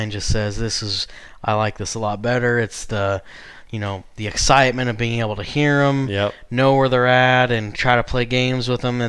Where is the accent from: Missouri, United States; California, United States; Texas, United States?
Missouri, United States; because I mentioned I grew up in Missouri.